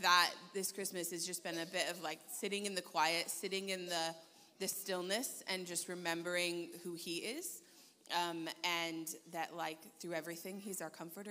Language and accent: English; California, United States; moved away; I'm from California, which is a lot warmer than here.